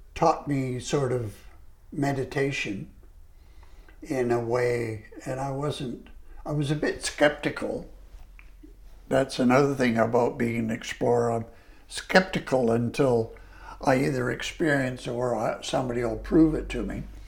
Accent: Canada; I was a Canadian

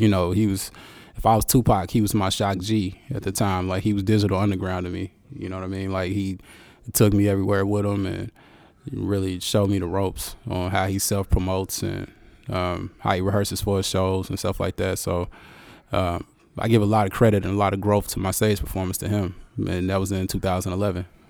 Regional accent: Arkansas, United States; moved away as an adult; also born or lived in Conway, Arkansas; now in Portland, United States; I'm a country boy, man. I'm, I'm, I'm from Arkansas

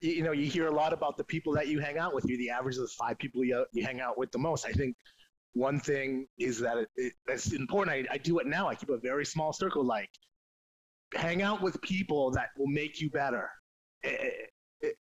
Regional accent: LaSalle, Ontario, Canada; I'm from Windsor, man. I'm a LaSalle boy.

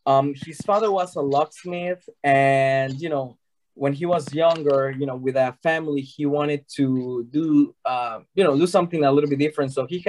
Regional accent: Mexico; now in United States; So we are originally from Mexico. We moved to the States about 18 years ago, and we opened the company here

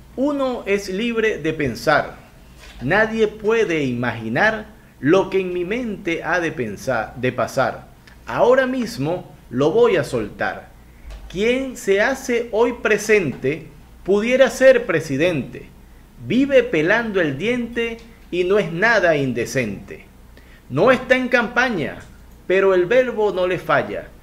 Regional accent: Venezuela; now in Guayaquil, Ecuador; yo soy venezolano, pero vivo en Ecuador, vivo en Guayaquil

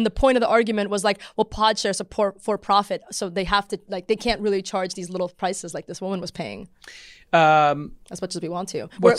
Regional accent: Australia; it's like 90% Australians and I'm from Australia.

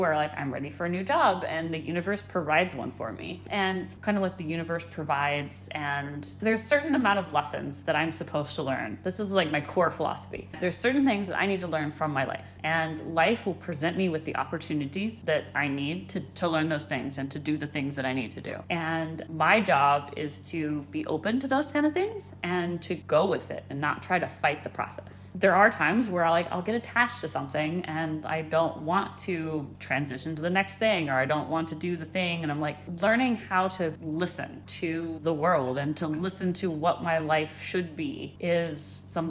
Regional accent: Austin, Texas, United States; accent: occasional Arkansas accent; also born or lived in Phoenix, Arizona; I basically grew up in Austin, Texas. So like I say I'm from Texas, because that's where I did a vast majority of my childhood.

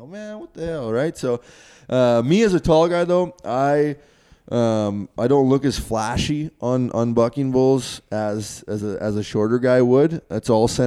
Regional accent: Canada; me coming across the border as a Canadian

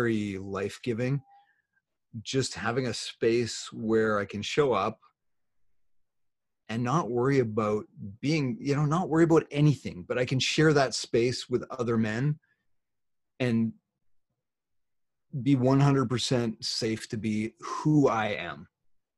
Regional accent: Canada; I'm Canadian

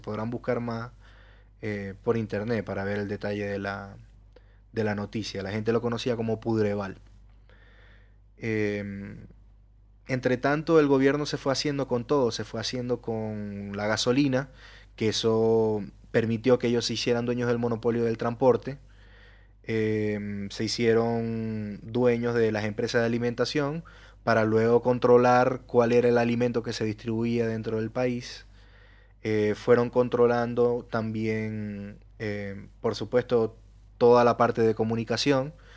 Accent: Venezuela; moved away; en mi país, en Venezuela

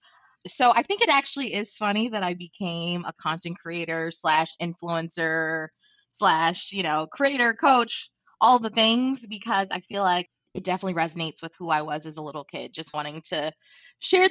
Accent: Baltimore, Maryland, United States; moved away; I grew up in Baltimore City

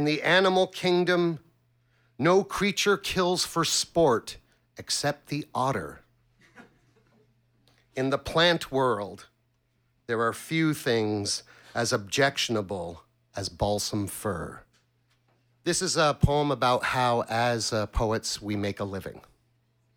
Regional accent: Montreal, Quebec, Canada; I'm from Ville d'Anjou, Quebec

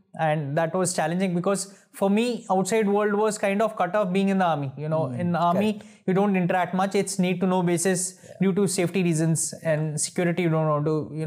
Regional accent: Delhi, India; we are from Uttarakhand, but my father shifted from the village to Delhi once he was a kid. So more or less Delhiite.

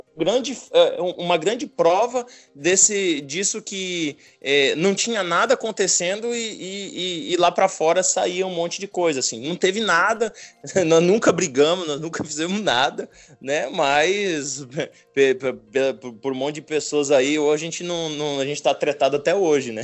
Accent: Céu Azul, Paraná, Brazil; moved away; also born or lived in São Paulo; eu sou do Paraná, famílias uhum. é, tradicionais gaúchas.

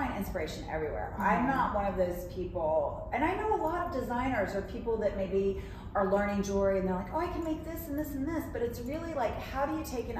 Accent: the South, United States; now in New York, United States; I was raised in the South and I was raised as a dancer.

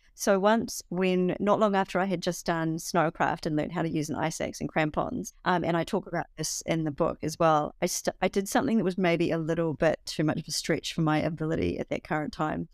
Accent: New Zealand; also born or lived in Bavaria; I was from New Zealand

